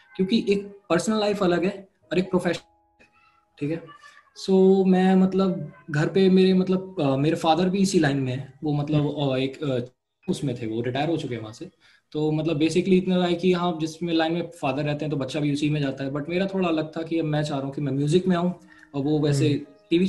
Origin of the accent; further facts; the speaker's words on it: Noida, Uttar Pradesh, India; also born or lived in Ghaziabad; मैं नोएडा से हूँ